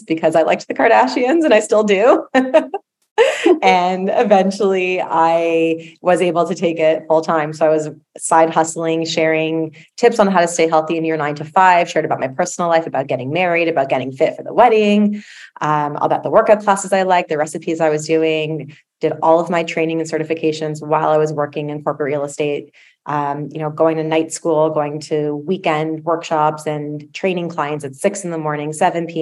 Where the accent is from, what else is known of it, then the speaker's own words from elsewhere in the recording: Toronto, Ontario, Canada; I am from Toronto.